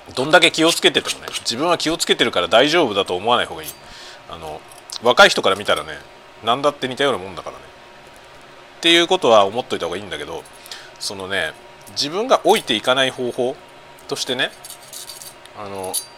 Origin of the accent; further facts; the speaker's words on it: Kanto, Japan; moved away as an adult; now in Sapporo, Japan; 僕ねもともと出身は関東であの北海道に移住したからさ15年ぐらい前に札幌市に移住してきたんですよ